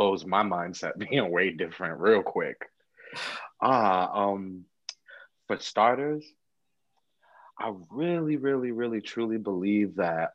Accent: New York, United States; I'm from New York, I'm 29.

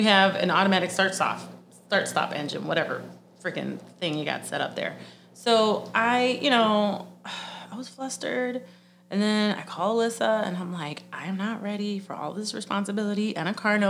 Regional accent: Puerto Rico; moved away; growing up in Puerto Rico

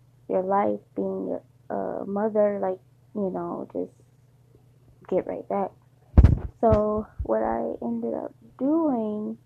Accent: Detroit, Michigan, United States; moved away; I'm from Detroit, but I don't live in Detroit

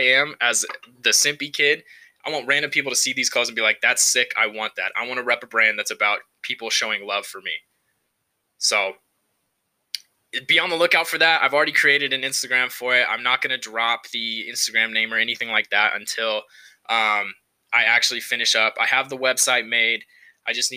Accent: Central Valley, California, United States; moved away as an adult; now in Reno, United States; I grew up in California. I'm from the Central Valley. Shout out to the 559.

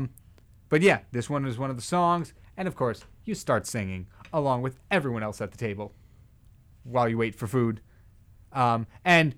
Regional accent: Manalapan, New Jersey, United States; moved away as an adult; I'm from Manalapan

